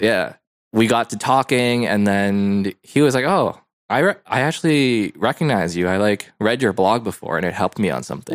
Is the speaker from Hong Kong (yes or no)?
yes; Hong Kong; moved away; I was born in Hong Kong